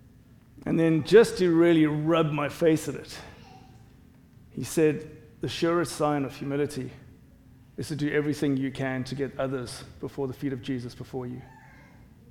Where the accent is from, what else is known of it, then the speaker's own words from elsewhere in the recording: South Africa; accent: South African English; now in United States; I'm South African, South African English.